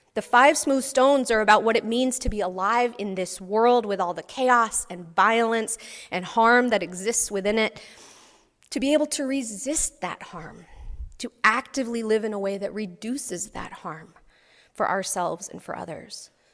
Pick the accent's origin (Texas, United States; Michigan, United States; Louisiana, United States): Texas, United States; I grew up in Texas